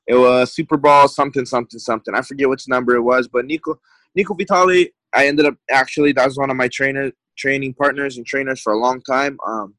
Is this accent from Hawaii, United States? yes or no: yes; Hawaii, United States; now in Arizona, United States; I had like bounced around a little bit when I came from Hawaii to AZ.